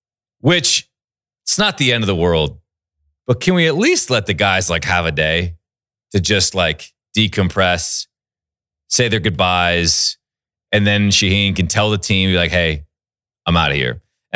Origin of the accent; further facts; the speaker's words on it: Seattle, Washington, United States; I'm from Seattle.